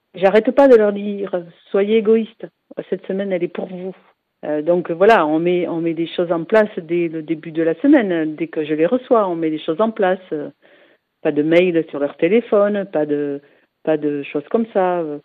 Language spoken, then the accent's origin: French; Biarritz, Nouvelle-Aquitaine, France; je suis de Biarritz